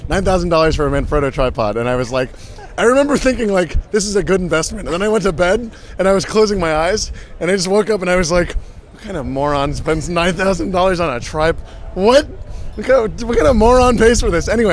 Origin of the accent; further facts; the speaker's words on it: United States; I'm the American